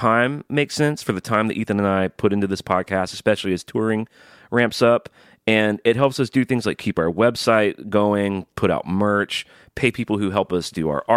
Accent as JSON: {"language": "English", "region": "Alabama", "country": "United States", "said": "I'm from Alabama"}